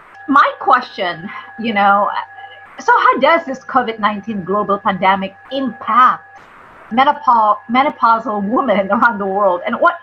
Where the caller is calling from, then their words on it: California, United States; and I am here from Southern California.